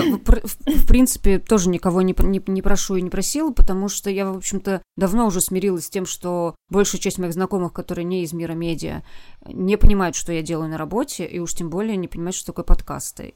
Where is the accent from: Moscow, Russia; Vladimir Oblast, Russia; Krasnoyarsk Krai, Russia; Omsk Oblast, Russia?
Vladimir Oblast, Russia; Vladimir; moved away; на моей малой родине в э, городе Владимире